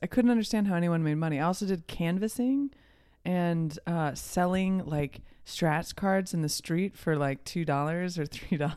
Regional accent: Champaign, Illinois, United States; also born or lived in Delaware / New York City; now in Los Angeles, United States; I'm from Champaign, Urbana

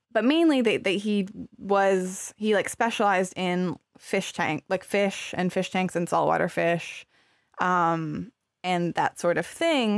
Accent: Arizona, United States; I grew up in Arizona, which is hot

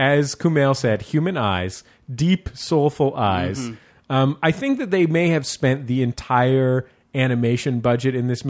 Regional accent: San Francisco, California, United States; it's set in San Francisco. That's my hometown.

